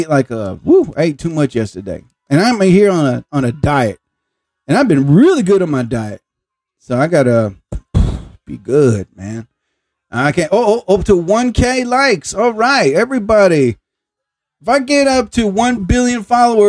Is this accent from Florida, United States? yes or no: no; New Jersey, United States; I'm from New Jersey